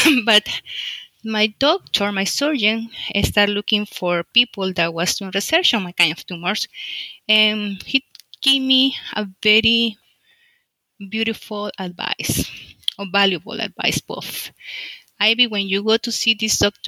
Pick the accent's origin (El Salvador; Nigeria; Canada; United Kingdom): El Salvador; moved away as an adult; now in United States; I am from El Salvador. In El Salvador, I work, I graduate a physician in specialty family medicine. Then I came to the United States